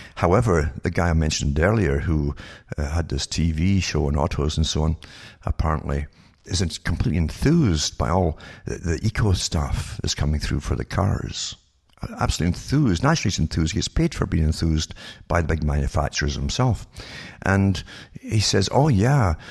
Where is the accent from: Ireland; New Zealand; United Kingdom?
United Kingdom; moved away; I was brought up in Britain